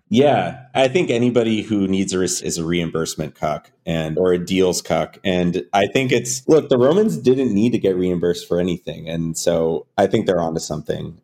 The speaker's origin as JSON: {"language": "English", "region": "California", "country": "United States", "tie": "born or raised there", "said": "I grew up in California"}